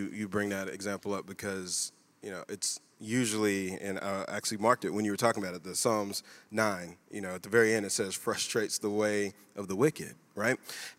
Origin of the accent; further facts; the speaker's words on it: United States; You know what I think that I am? I'm just an American.